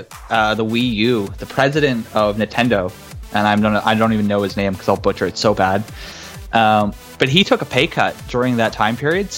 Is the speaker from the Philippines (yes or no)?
no; Canada; But we're Canadian.